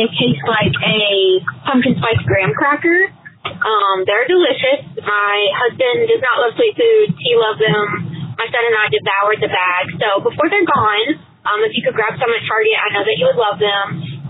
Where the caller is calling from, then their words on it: Tennessee, United States; I'm calling from Tennessee.